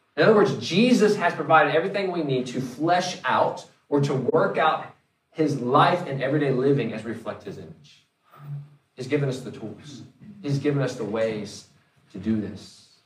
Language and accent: English; North Carolina, United States; moved away; I'm originally from the East Coast or from North Carolina